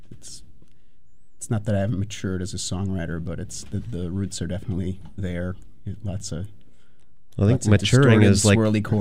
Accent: West Bend, Wisconsin, United States; now in Milwaukee, United States; I grew up in West Bend, Wisconsin

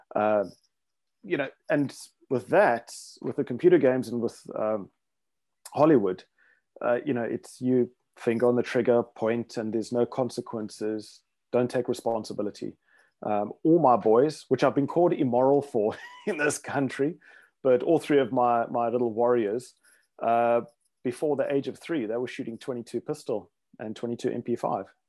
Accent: South Africa; also born or lived in Rhodesia; growing up in South Africa in the, uh, seventies, eighties

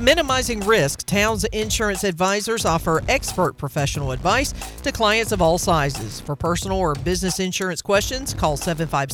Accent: Farmville, North Carolina, United States; growing up in Farmville, I can tell you it was a football and basketball factory for many, many years

